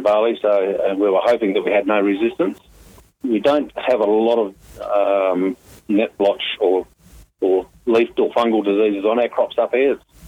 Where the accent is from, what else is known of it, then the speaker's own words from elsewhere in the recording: Salmon Gums, Western Australia, Australia; also born or lived in Perth; now in Grass Patch, Australia; First 8 years I grew up in Salmon Gums